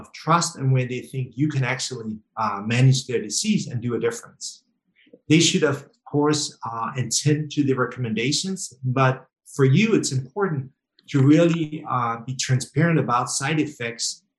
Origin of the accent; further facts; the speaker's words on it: Denmark; I'm from Denmark, it's Scandinavia, Northern Europe